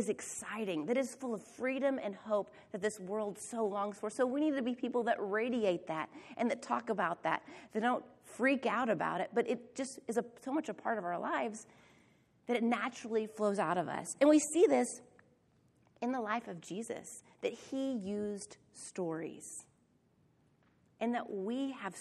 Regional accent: Oklahoma, United States; Angela and I grew up in Oklahoma

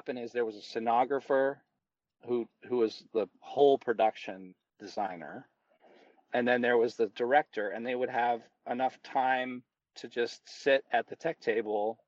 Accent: United States; I was raised in this country

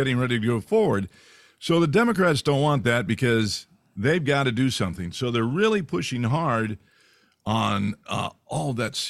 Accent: California, United States; actually I'm from California.

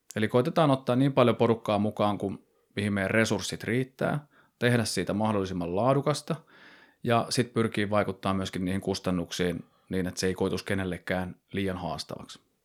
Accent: Nokia, Pirkanmaa, Finland; Mä oon kiekkoiluni pelannut tuolla Nokialla, että mä oon sieltä lähtöisin

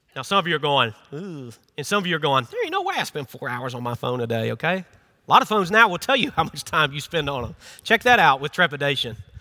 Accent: Memphis, Tennessee, United States; moved away as an adult; now in South Carolina, United States; I'm not from here. I'm from Memphis, Tennessee

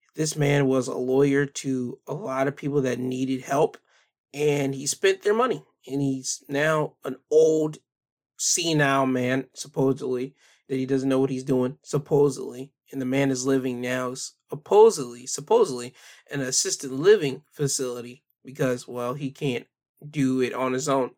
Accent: United States

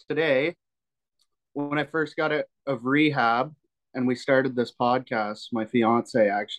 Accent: Kingston, Ontario, Canada; We're both from Kingston

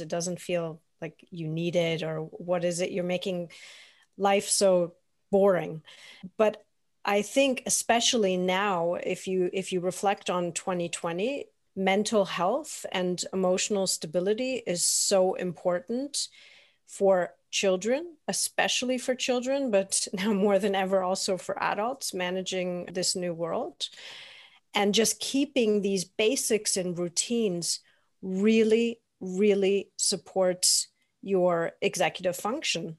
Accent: Toronto, Ontario, Canada; now in Germany; I grew up in Toronto.

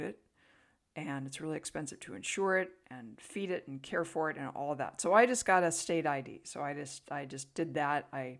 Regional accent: California, United States; now in Tennessee, United States; So we always like to downplay the fact that we're from California, just in case some of the locals might be a little bit hostile to an invasive species coming in from the left coast.

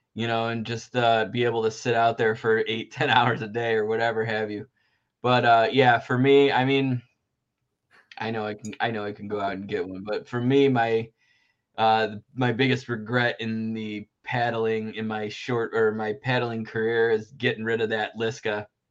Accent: Central New York, United States; I am from New York, Central New York.

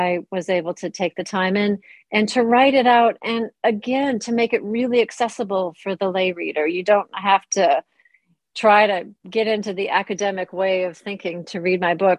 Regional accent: United States; moved away as an adult; also born or lived in North London; now in London, United Kingdom; you can hear from my accent that I am not British. I am American. I've been here for over 2 decades

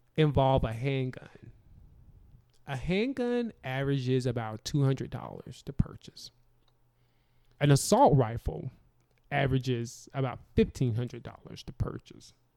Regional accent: the South, United States; I'm from the South

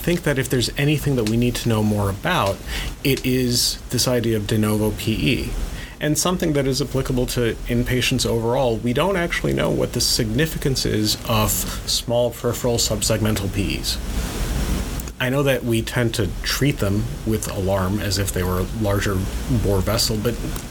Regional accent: India; I am Indian

